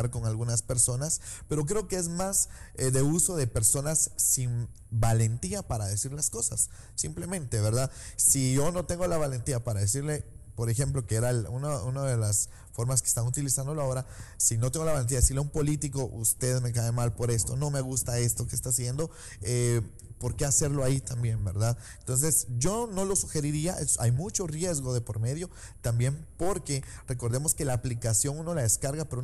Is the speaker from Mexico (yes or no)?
no; Guatemala